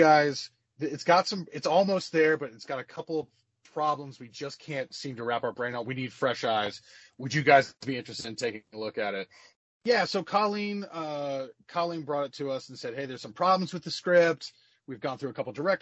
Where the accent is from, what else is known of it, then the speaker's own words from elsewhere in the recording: High Point, North Carolina, United States; also born or lived in Winston-Salem, North Carolina; I was born and raised in High Point, North Carolina, but my entire family is from Chicago